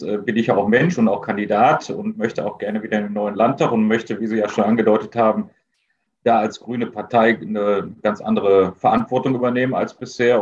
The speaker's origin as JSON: {"language": "German", "town": "Essen", "region": "North Rhine-Westphalia", "country": "Germany", "said": "als Essener"}